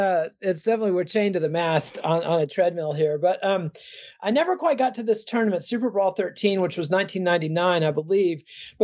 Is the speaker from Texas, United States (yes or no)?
yes; Texas Panhandle, United States; I'm from the Texas Panhandle